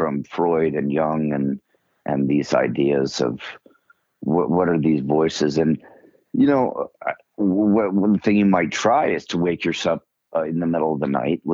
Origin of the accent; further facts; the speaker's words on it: Greenwich, Connecticut, United States; I grew up in Greenwich, Connecticut.